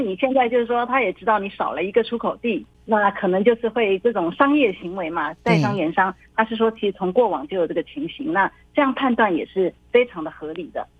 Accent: Taiwan; moved away as an adult; now in Shanghai, China; 我作为台湾人

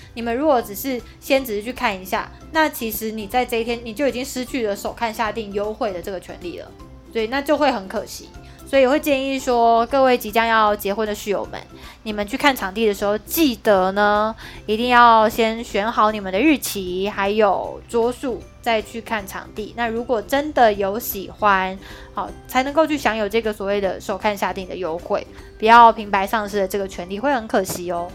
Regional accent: Kaohsiung, Taiwan; 因为我是高雄人

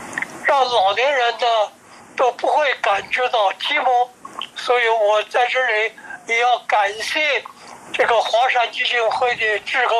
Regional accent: Hefei, Anhui, China; now in Taiwan; 安徽合肥。

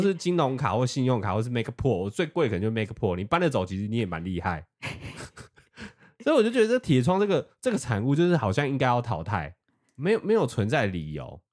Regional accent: Taiwan; 我们台湾人超爱吃，我自己超爱吃，我的朋友都爱吃。

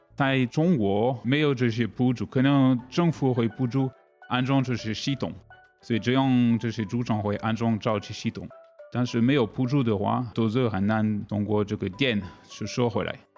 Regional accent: France; Chinese is a second language; moved away as an adult; also born or lived in Asia; now in Taiwan; 我是法国人

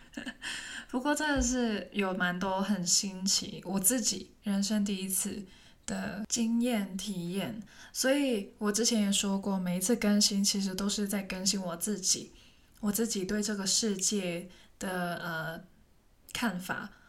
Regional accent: Hong Kong; first language Cantonese; Chinese is a second language; moved away as an adult; now in Taiwan; 听起来像一个台湾人，但是其实我是香港人，然后我，我的母语是广东话

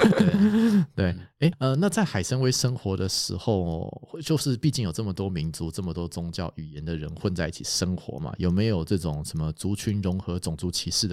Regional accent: Taiwan; 我们台湾人

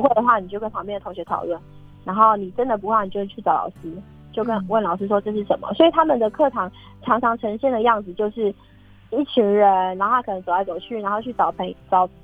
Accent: Pingtung County, Taiwan; also born or lived in Hualien County; now in Hualien, Taiwan; 我是屏东

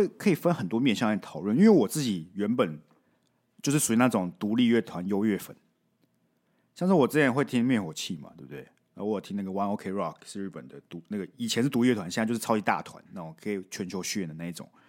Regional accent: Kaohsiung, Taiwan; 我觉得现在还好哎，因为我们是高雄人

